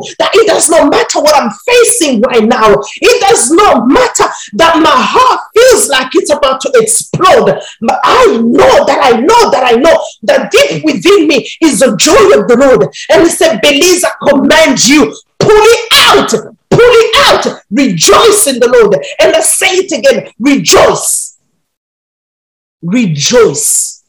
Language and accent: English; Burundi; I grew up in Burundi